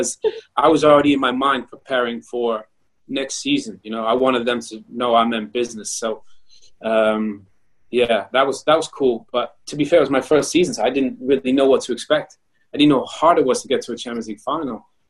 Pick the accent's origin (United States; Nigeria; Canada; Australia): Canada; moved away; also born or lived in Germany / United Kingdom; my body took me all the way from Canada to Germany to the UK to play for England, even though I was born in Canada